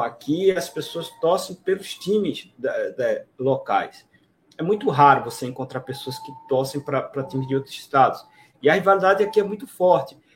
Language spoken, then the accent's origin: Portuguese; Recife, Pernambuco, Brazil; eu sou aqui de Recife